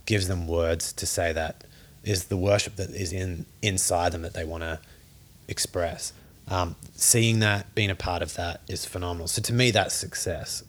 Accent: Australia; Growing up in Australia

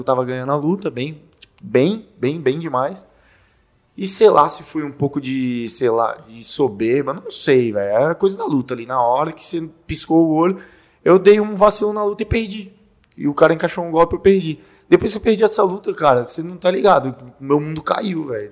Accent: Fortaleza, Ceará, Brazil; now in Sorocaba, Brazil; eu sou de Fortaleza

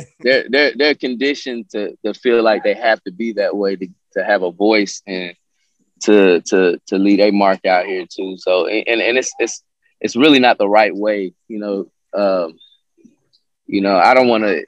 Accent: Atlanta, Georgia, United States; also born or lived in Columbus, Ohio; I'm originally from Columbus, Ohio. And I moved down here in Atlanta when I was 10. So I grew up down here

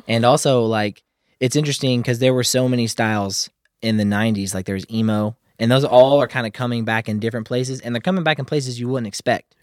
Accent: Kentucky, United States; I'm feeling kinda like a country bumpkin. I'm from Kentucky

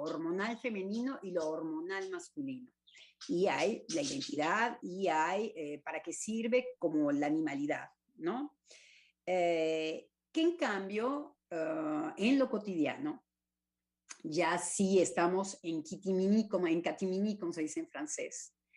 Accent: Mexico; como decimos en México

